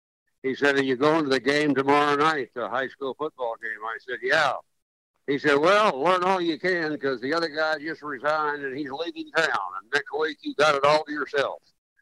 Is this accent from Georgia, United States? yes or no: no; Shawnee, Oklahoma, United States; I lived across the street from the local sportscaster in my hometown of Shawnee, Oklahoma.